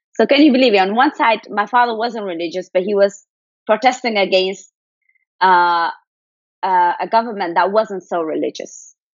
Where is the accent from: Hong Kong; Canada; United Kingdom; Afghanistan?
Afghanistan; Kabul; I'm actually from Afghanistan. I was born in Kabul in 93.